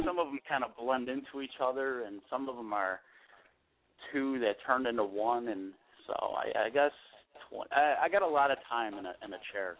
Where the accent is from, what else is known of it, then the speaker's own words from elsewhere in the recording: Buffalo, New York, United States; I'm born and raised in Buffalo, but I've been I actually I've been stationed in Central New York and then um a couple other spots in New York.